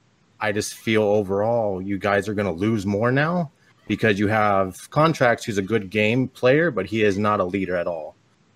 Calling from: Stockton, California, United States; Stockton, California.

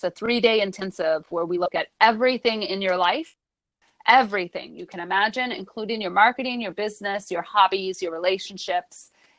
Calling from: Brooklyn, New York, United States; Today, I'm in Brooklyn, New York.

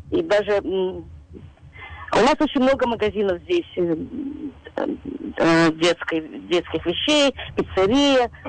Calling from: Queens, New York, United States; я из Квинса.

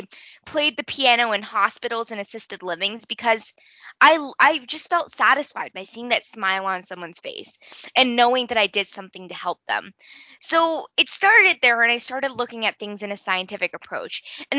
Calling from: Denver, Colorado, United States; so I am 14 years old and I am coming in from Denver, Colorado.

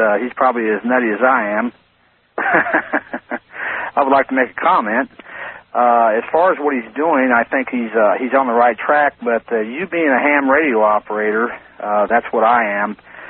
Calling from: Leavenworth, Kansas, United States; I'm calling from Leavenworth, Kansas.

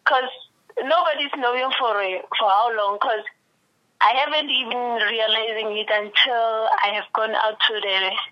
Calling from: Kuruman, Northern Cape, South Africa; I'm calling from Northern Cape, Kurumani.

